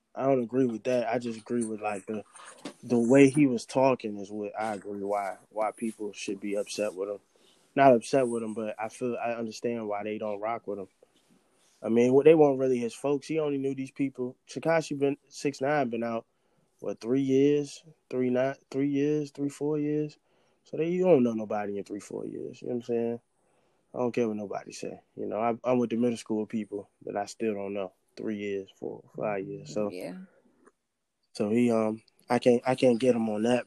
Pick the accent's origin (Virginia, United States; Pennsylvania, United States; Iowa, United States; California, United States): Virginia, United States; Richmond; I'm from Richmond